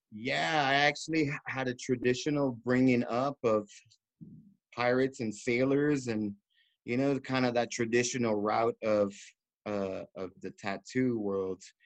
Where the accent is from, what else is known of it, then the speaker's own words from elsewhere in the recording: Miami, Florida, United States; moved away as an adult; also born or lived in New York; now in Long Beach, United States; they took me all the way down to Miami, the tropics, and I was raised out there since I was like two years old.